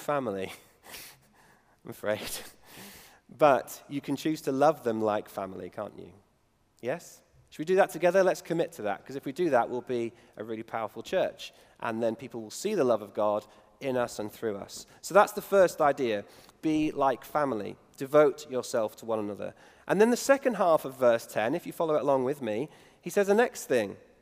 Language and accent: English; United Kingdom; me being British